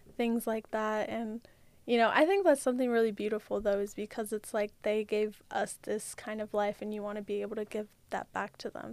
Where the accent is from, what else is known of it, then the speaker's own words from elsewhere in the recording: California, United States; moved away; I'm from California